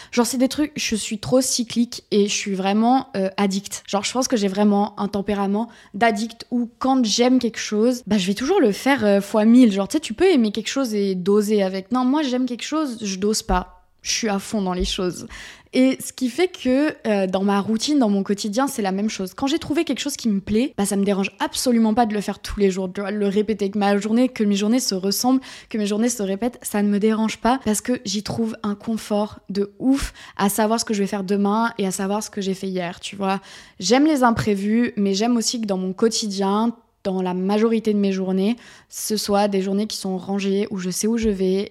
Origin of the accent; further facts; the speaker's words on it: south-west France, France; moved away as an adult; also born or lived in Paris; j'ai pris une décision et c'est de revenir dans le sud-ouest